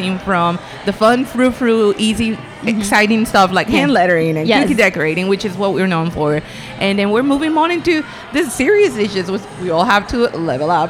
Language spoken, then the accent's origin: English; Colombia; now in United States; I'm from Colombia, though, so that's my background, right? So I'm a Latino immigrant